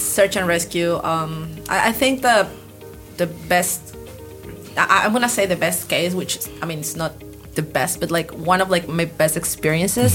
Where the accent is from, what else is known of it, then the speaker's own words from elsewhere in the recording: Ambato, Tungurahua, Ecuador; now in Durán, Ecuador; I was born in the Andean region. I mm-hmm. was born in this city called Ambato.